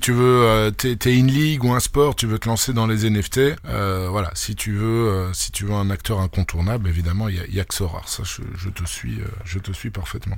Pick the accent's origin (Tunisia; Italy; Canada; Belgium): Belgium; chez nous en Belgique